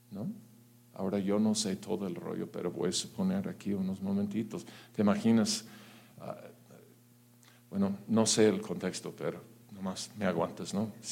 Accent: Mexico; atención. Claro que sí. ¿En dónde no? ¿En dónde no? O sea, en mi país hay mucha bendición.

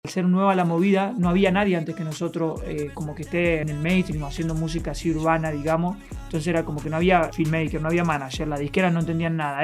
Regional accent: Argentina; yo soy un artista argentino

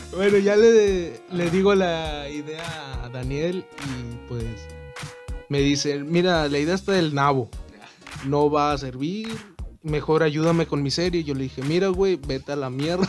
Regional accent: Reynosa, Tamaulipas, Mexico; somos de Reynosa

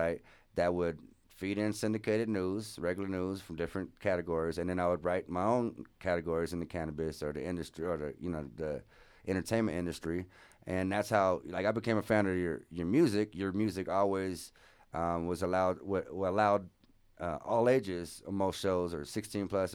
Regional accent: Opelousas, Louisiana, United States; now in Denver, United States; the town where I was born in, Opelousas, it's real small

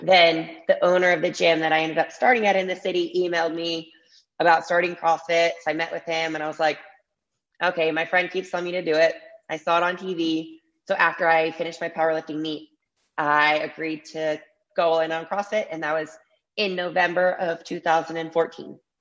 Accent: Ann Arbor, Michigan, United States; I was born and raised in Ann Arbor

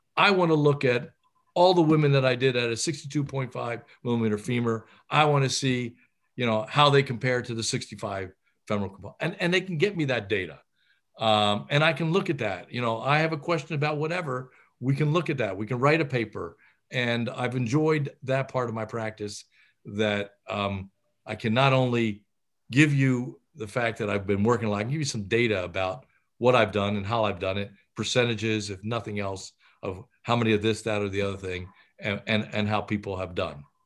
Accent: Philadelphia, Pennsylvania, United States; I was from Philadelphia. My parents had come from Italy and settled in Philadelphia, and I knew nothing but Philly.

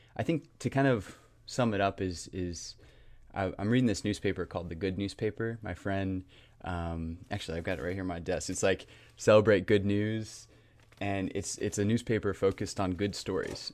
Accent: Raleigh, North Carolina, United States; also born or lived in Garner, North Carolina; born and raised in Raleigh, North Carolina, kind of grew up in Garner

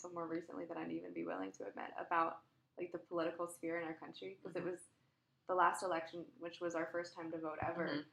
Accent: Texas, United States; moved away as an adult; I come from Texas, which is traditionally very differently minded than me

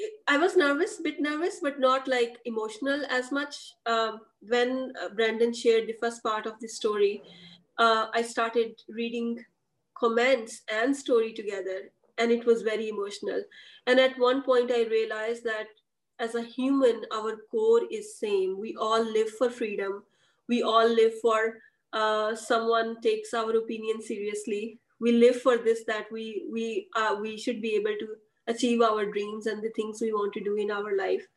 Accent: Pakistan; because first time I saw myself not as Pakistani women entrepreneur, but I saw myself as part of like human race

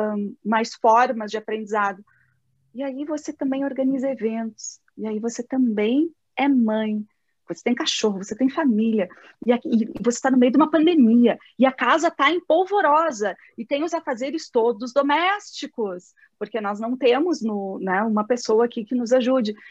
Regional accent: South Region, Brazil; eu sou do, do Brasil e do Sul.

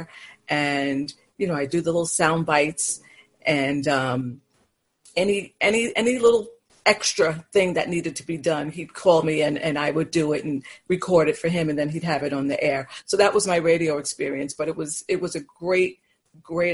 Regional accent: New York City, New York, United States; now in Long Island, United States; I was born in Manhattan, and then the family lived in Brooklyn, and then eventually we made our way to Long Island

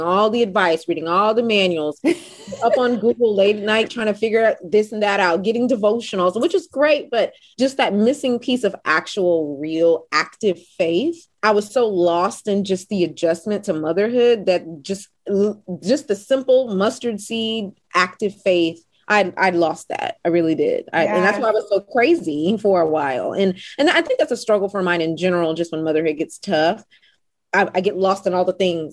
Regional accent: Houston, Texas, United States; Born and bred in Houston, Texas.

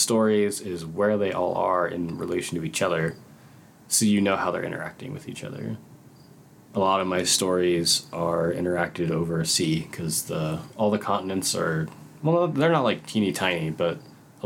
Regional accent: Colorado, United States; I'm from Colorado

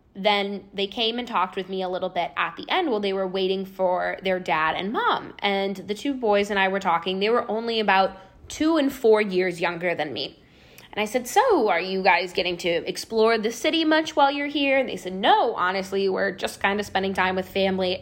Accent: Chicago, Illinois, United States; I was back home in Chicago, and I was working the front desk at a health club at the time when I was home from college on breaks

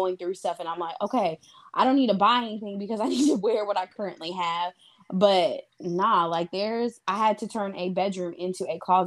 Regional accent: Midwest, United States; I may have been born and raised in the Midwest, but I'm a Southern girl at heart

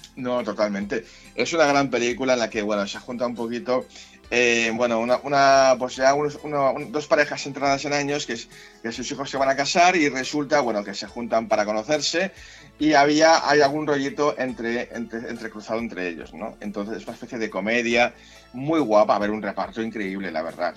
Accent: Catalonia, Spain; yo soy catalán

